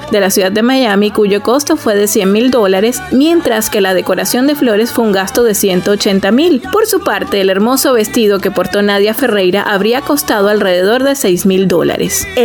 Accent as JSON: {"language": "Spanish", "town": "Barranquilla", "region": "Atlántico", "country": "Colombia", "said": "Que homenajeas a mi tierra, que homenajeas a mi gente, a, mi papá y, a la mujer barranquillera."}